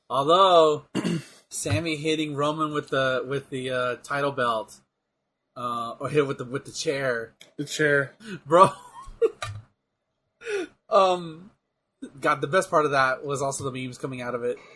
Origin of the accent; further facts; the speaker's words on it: United States; I'm an American.